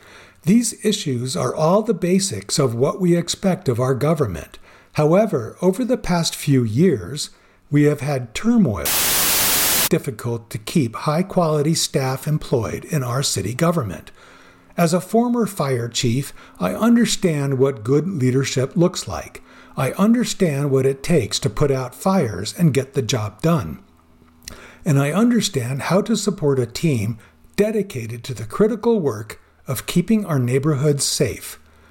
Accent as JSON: {"language": "English", "town": "Commerce City", "region": "Colorado", "country": "United States", "tie": "born or raised there", "said": "I was born and raised in Commerce City. I've watched our city grow from a community of pig farms and refineries to the city it is becoming today."}